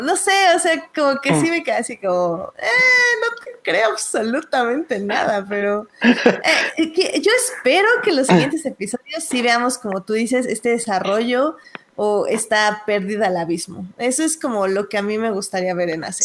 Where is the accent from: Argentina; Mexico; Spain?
Mexico; nosotros como buenos mexicanos